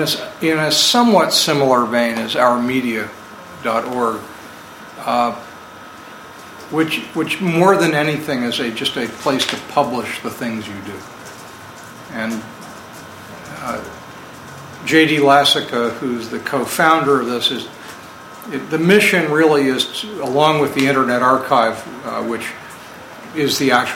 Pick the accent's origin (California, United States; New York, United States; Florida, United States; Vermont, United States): Vermont, United States; I'm from Vermont